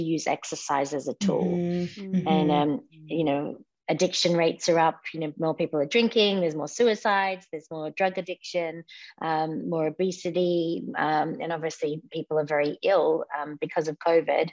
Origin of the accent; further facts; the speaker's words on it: Melbourne, Victoria, Australia; also born or lived in Palm Springs; now in Los Angeles, United States; I grew up in Melbourne, Australia